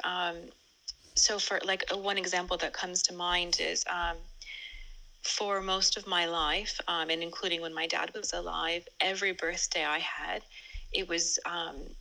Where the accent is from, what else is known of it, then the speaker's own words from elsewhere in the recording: California, United States; now in England; I'm originally from California, but now I reside in England